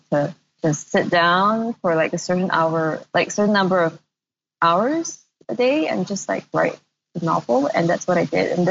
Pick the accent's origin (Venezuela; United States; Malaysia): Malaysia; moved away; also born or lived in Singapore; It's weird because I am from Malaysia, but I hadn't been living in Malaysia for over a decade, more than that, before I moved back.